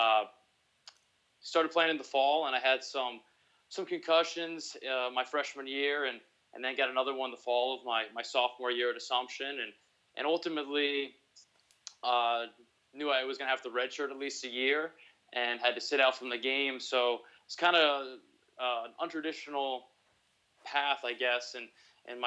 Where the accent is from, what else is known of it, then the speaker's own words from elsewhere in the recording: Milford, Connecticut, United States; moved away as an adult; also born or lived in New Hampshire / Massachusetts; now in Texas, United States; I grew up right between New Haven and Fairfield County in a town, Milford